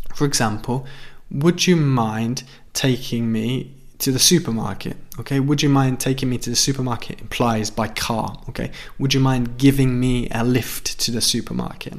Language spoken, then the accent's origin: English; United Kingdom; where I'm from in the United Kingdom